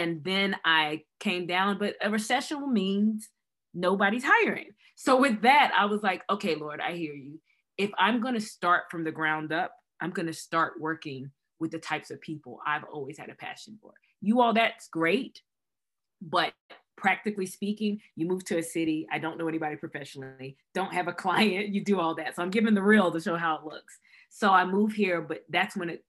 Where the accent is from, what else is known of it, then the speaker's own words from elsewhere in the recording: Raleigh, North Carolina, United States; moved away as an adult; now in Atlanta, United States; I was born and raised in Raleigh, North Carolina.